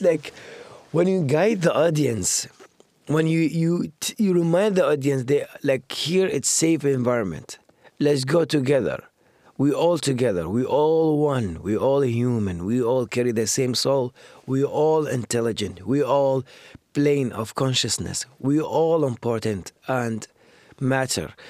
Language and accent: English; Baghdad, Baghdad Governorate, Iraq; English is a second language; moved away as an adult; now in Canada; I grew up in Baghdad